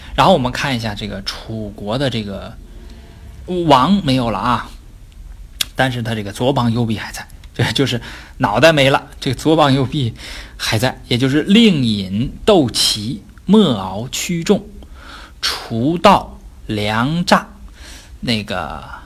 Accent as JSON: {"language": "Chinese", "country": "China", "said": "我们中国人"}